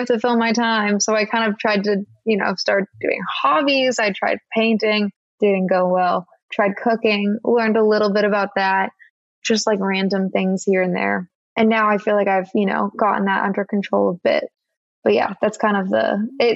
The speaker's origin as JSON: {"language": "English", "region": "California", "country": "United States", "also_born_or_lived": "Boston", "moved": "as an adult", "said": "I'm from California and I went to school in Boston"}